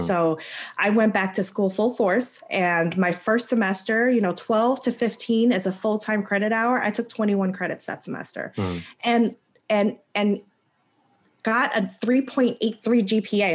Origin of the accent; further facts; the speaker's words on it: the DC area, Maryland, United States; moved away as an adult; also born or lived in North Carolina; I'm originally from Maryland, the DC area